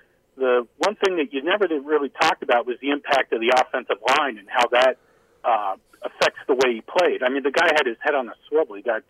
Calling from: Chicago, Illinois, United States; Hey, guys … in Chicago.

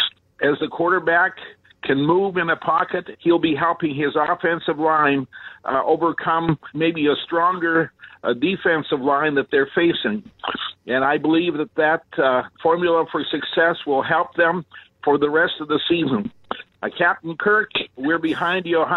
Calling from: North Dakota, United States; I'm calling from North Dakota

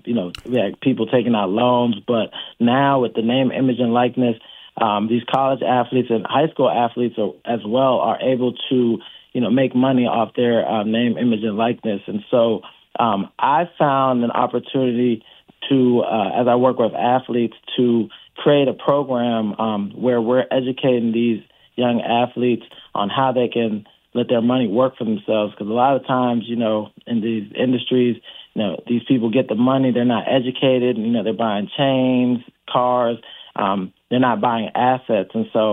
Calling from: Washington, District of Columbia, United States; I'm calling from Washington, D.C.

